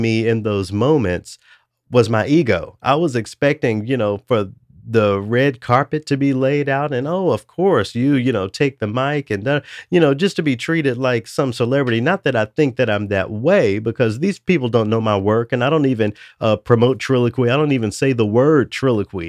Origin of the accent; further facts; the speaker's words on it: Memphis, Tennessee, United States; my hometown of Memphis